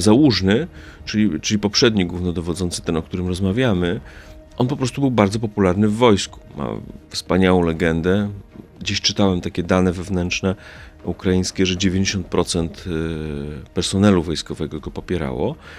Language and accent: Polish; a village near Rzeszów, Subcarpathian Voivodeship, Poland; Pochodzę ze wsi spod Rzeszowa